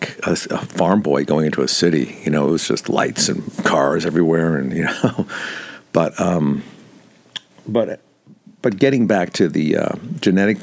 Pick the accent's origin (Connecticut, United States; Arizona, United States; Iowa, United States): Connecticut, United States; Bridgeport; I grew up in Connecticut